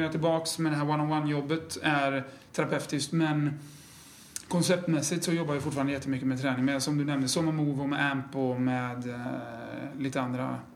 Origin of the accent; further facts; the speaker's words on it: Skövde, Västra Götaland, Sweden; also born or lived in Umeå; now in Hudiksvall, Sweden; born and raised in Skövde.